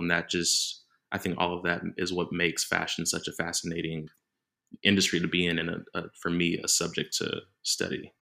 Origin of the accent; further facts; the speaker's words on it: Dallas, Texas, United States; moved away as an adult; now in Manchester, United Kingdom; I grew up in Dallas, Texas